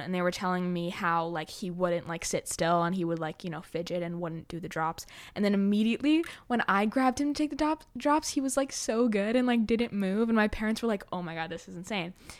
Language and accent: English; New York City, New York, United States; I grew up in New York City